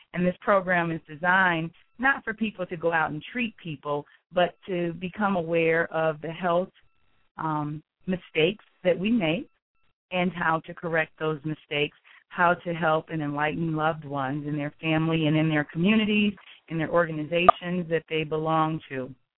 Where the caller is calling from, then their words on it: Greensboro, North Carolina, United States; I am calling from Greensboro, North Carolina.